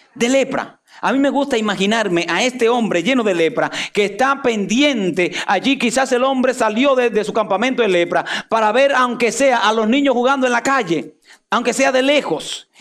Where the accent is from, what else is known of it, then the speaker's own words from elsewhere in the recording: Dominican Republic; Y a mí, dominicano